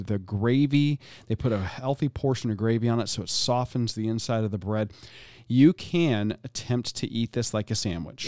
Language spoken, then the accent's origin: English; Florida, United States; I'm born and raised in Florida